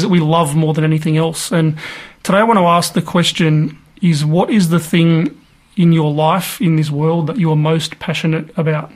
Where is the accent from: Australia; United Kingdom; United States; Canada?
Australia; Queensland; also born or lived in Tamworth, New South Wales / Guyra, New South Wales; now in Tasmania, Australia; Most recently, we moved from Tamworth in New South Wales, but originally I'm from Queensland.